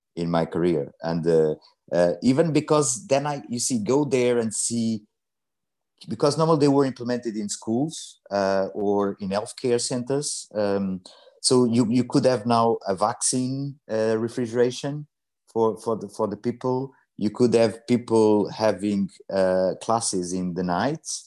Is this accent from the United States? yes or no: no; Mozambique; also born or lived in Portugal; now in London, United Kingdom; I was born in Mozambique